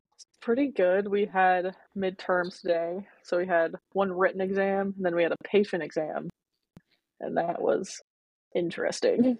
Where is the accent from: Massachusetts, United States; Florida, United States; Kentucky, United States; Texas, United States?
Kentucky, United States; Louisville; I'm from Louisville, Kentucky. I was raised by mom and dad. They are Bosnian immigrants